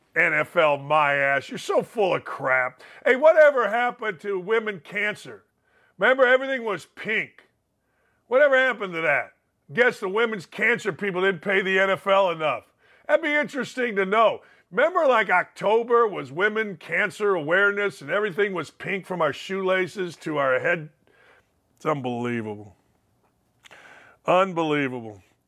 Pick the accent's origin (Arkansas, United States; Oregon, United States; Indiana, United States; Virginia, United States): Indiana, United States; Gary; my hometown of Gary, Indiana